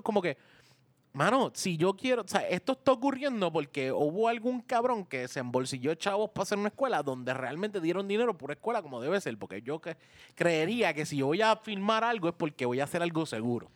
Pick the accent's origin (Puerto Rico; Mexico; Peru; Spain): Puerto Rico; como puertorriqueño